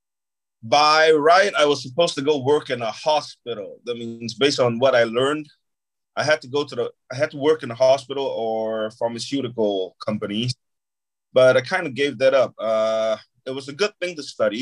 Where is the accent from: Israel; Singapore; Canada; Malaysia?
Singapore; moved away as an adult; also born or lived in Shanghai, China / United States; Growing up in Singapore